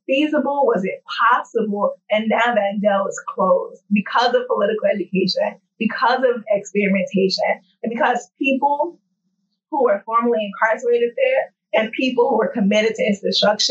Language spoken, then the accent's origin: English; St. Louis, Missouri, United States; moved away; I'm born and raised in St. Louis. I'm from St. Louis. I consider it my hometown